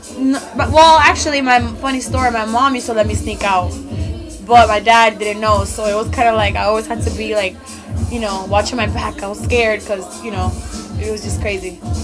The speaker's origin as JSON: {"language": "English", "town": "New York City", "region": "New York", "country": "United States"}